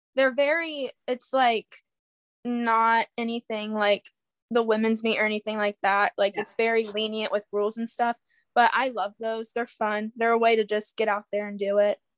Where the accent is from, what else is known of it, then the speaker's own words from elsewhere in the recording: Urbana, Ohio, United States; I'm from Urbana, Ohio. It's a small town